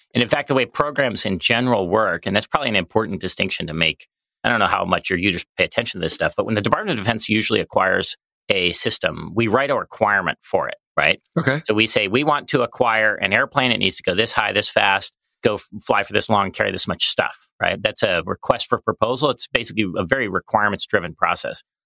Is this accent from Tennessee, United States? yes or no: no; Colorado Springs, Colorado, United States; moved away as an adult; I grew up in Colorado Springs